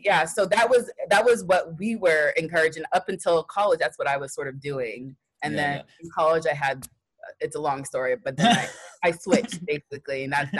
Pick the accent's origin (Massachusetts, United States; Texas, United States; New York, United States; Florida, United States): Texas, United States; My family's from Nigeria. I'm first generation. I grew up in Texas, but I was born in Texas. My parents came to America when they got married